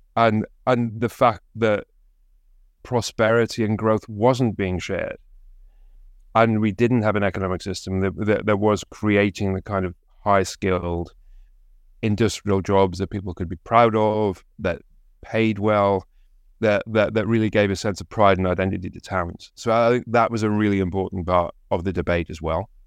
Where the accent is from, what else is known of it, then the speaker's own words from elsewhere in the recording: Consett, North East England, United Kingdom; my hometown of concert